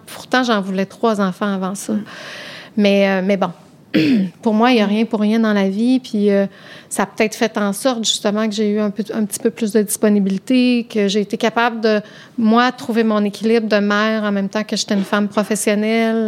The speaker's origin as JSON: {"language": "French", "region": "Quebec", "country": "Canada", "also_born_or_lived": "Rive-Nord (Montreal North Shore)", "said": "quand on vient du Québec, puis on a des hivers avec du soleil puis de la neige"}